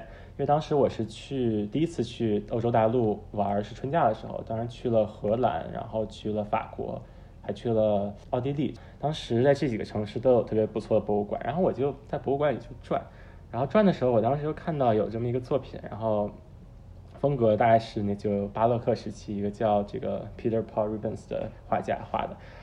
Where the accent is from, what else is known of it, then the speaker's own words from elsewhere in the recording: Beijing, China; moved away as an adult; also born or lived in New York; 高中在国内念，念的在北京，然后大学是在美国东海岸的纽约大学